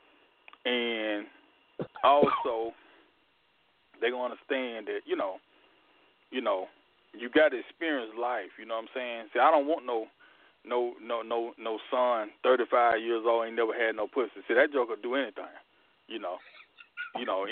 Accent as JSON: {"language": "English", "region": "Deep South", "country": "United States", "tie": "born or raised there", "said": "growing up in the Deep South"}